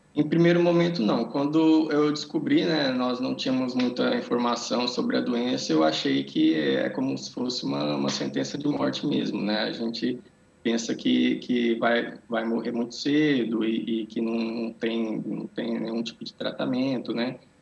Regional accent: Brazil; moved away as an adult; now in Portugal; eu nasci no Brasil, né? Vivi lá até é, 10 anos atrás, né? Que eu mais ou menos que eu mudei para cá.

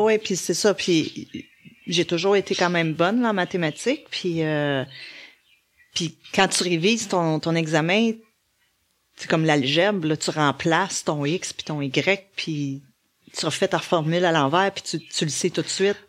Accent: Laval, Quebec, Canada; je venais de Laval

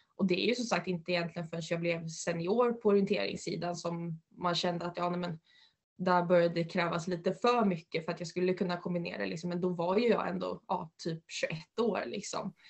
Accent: Uppland, Uppsala County, Sweden; also born or lived in Västerås / United States; här hemma i Uppland

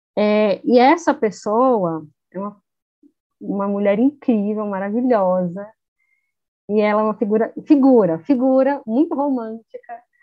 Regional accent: São Paulo, Brazil; eu vim de São Paulo

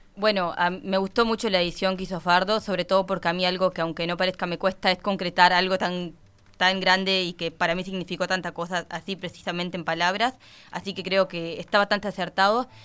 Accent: Nueva Palmira, Colonia, Uruguay; also born or lived in Carmelo; soy de Palmira, de Nueva Palmira.

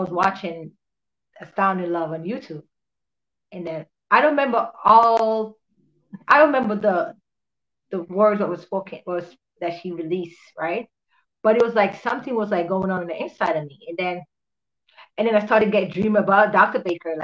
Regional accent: Jamaica; I'm actually from Jamaica

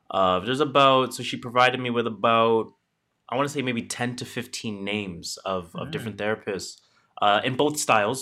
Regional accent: Canada; we are Canadian

